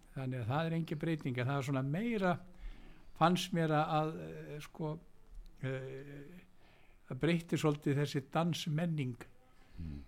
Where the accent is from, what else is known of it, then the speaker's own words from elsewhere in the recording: Reykjavík, Capital Region, Iceland; ég er fættur og uppalinn í Reykjavík